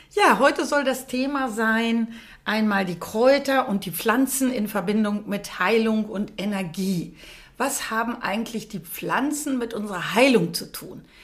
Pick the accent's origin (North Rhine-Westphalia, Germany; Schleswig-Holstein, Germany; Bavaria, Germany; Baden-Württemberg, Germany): North Rhine-Westphalia, Germany; weil ich ja hier geboren bin im Sauerland. Ich bin ja waschechte Sauerländerin.